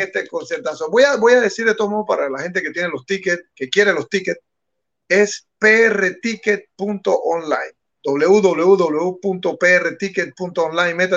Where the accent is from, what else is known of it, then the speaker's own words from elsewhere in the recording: Panama; si nosotros somos panameños